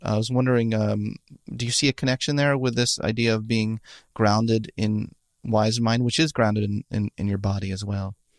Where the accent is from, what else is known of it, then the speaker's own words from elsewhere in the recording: Philadelphia, Pennsylvania, United States; I'm from Philadelphia too